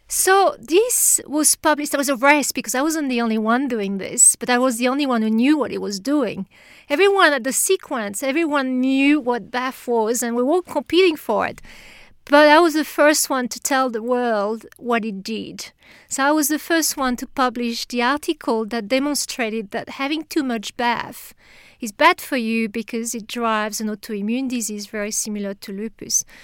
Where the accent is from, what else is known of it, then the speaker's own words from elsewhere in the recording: France; accent: French; English is a second language; moved away as an adult; now in Australia; I, I come from France, but you can tell from the accent, I'm sure